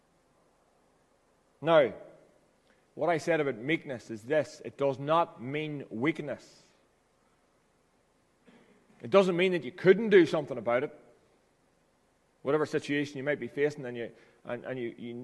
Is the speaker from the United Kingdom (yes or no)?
yes; Ballyroney, Northern Ireland, United Kingdom; I came home from Ballyroney BB enrollment. I was 7 years of age.